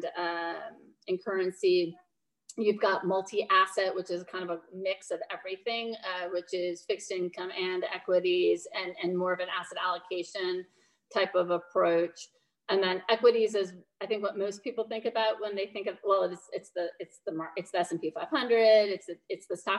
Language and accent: English; Minnesota, United States; now in Nashville, United States; I'm from Minnesota originally